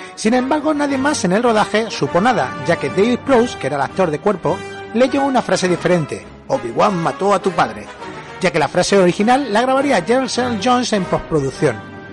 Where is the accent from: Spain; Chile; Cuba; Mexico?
Spain; éramos los españoles